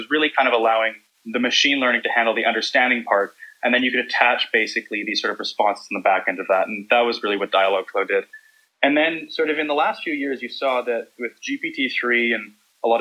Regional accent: Vancouver, British Columbia, Canada; accent: Canadian; I'm from Vancouver, Canada.

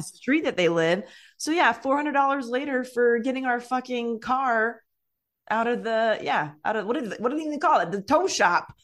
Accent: California, United States; I grew up in California

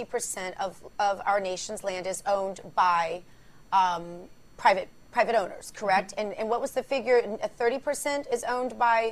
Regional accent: Missouri, United States; Republican Senator Roy Blunt from my home state of Missouri

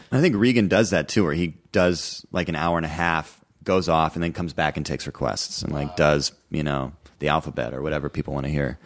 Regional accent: the Northwest, Pacific Northwest, United States; moved away; I grew up in the Northwest

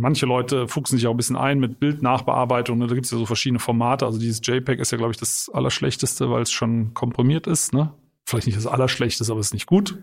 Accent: Eifel, Germany; bei uns in der Eifel

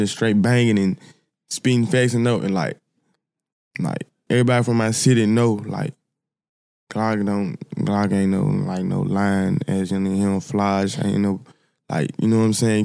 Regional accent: Memphis, Tennessee, United States; I'm from Memphis, South Memphis, to be exact. Like, I was raised by my, my grandma and my great-grandma

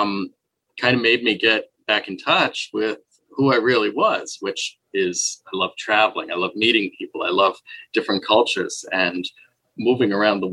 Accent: Babylon, New York, United States; moved away; also born or lived in Kansas; I'm actually from Long Island, New York. So just outside of New York City.

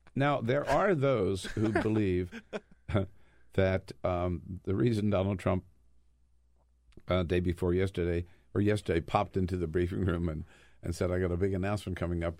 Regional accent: United States; as an American

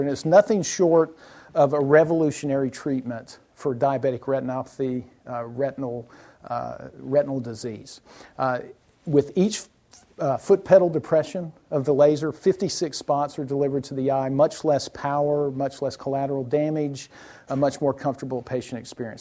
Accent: South Alabama, United States; moved away; I was born in South Alabama

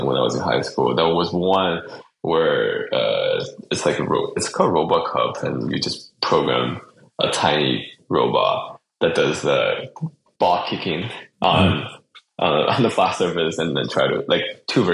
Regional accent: Chongqing, China; moved away; also born or lived in Virginia, United States / Berkeley, California, United States; I grew up mostly in China, Chongqing, the city that I was born. And I did spend some time in Virginia when I was a kid.

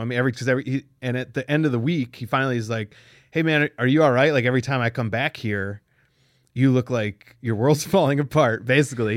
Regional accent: Pennsylvania, United States; moved away; also born or lived in Cleveland; I'm from Pennsylvania.

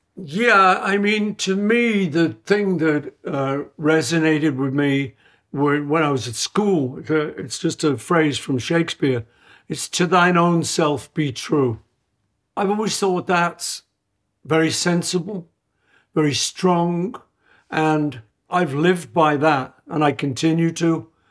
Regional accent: Liverpool, North West England, United Kingdom; I grew up in Liverpool eating traditional British food

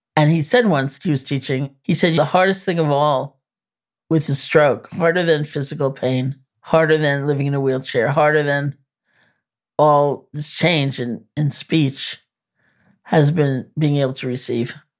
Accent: New York, United States; I'm a New Yorker

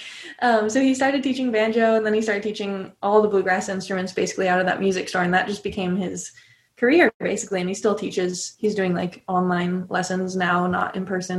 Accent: California, United States; moved away as an adult; also born or lived in Boston / Nashville; I grew up in California

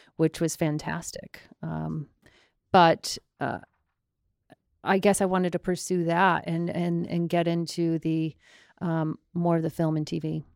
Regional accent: Longmeadow, Massachusetts, United States; I'm from Long Meadow, Massachusetts

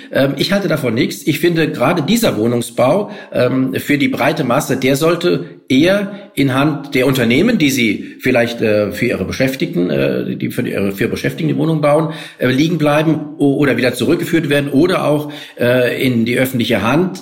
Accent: Frankfurt am Main, Hesse, Germany; ich bin selbst ähm, äh, als Frankfurter

